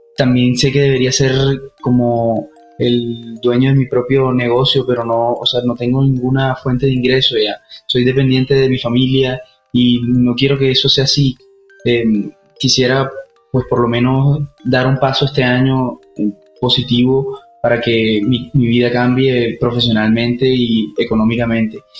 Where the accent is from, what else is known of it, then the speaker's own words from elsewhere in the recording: Colombia; Soy de Colombia